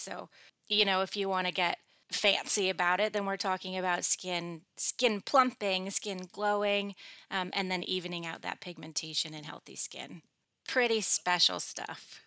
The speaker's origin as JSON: {"language": "English", "region": "Michigan", "country": "United States", "tie": "born or raised there", "said": "When I was growing up in Michigan, it's like cloudy seventy percent"}